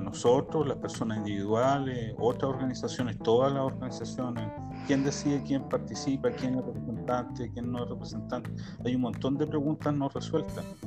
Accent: Chile; now in Israel; como chilenos

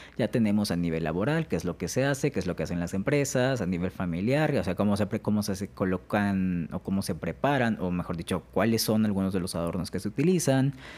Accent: Alvarado, Veracruz, Mexico; en Alvarado, que es de donde yo soy

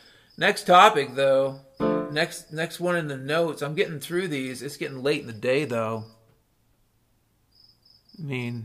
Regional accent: Ireland; I'm a hopeful bastard, I'm Irish.

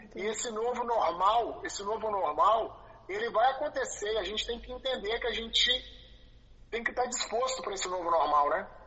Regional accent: Belo Horizonte, Minas Gerais, Brazil; moved away as an adult; now in Rio de Janeiro, Brazil; eu sou de BH

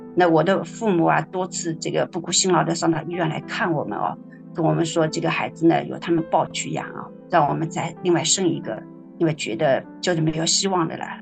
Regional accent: Shaoxing, Zhejiang, China; 我来自浙江绍兴， 是第三代的基督徒

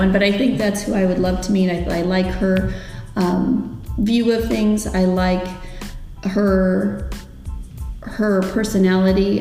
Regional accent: Havana, Illinois, United States; I am from Havana, Illinois. I grew up there and I still live there

